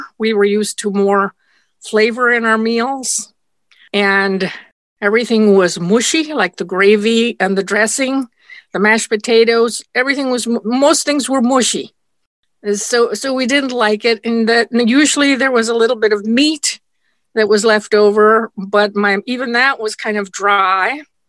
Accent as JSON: {"language": "English", "town": "Nyssa", "region": "Oregon", "country": "United States", "tie": "born or raised there", "second_language": "English", "said": "And by then we lived in what I call my hometown in America, in Nisa, Oregon, in Eastern Oregon."}